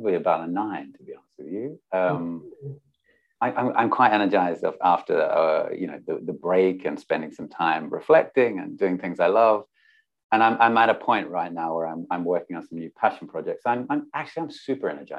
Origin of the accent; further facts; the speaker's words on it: Pinnaroo, South Australia, Australia; I grew up in a country town in South Australia called Pinneroo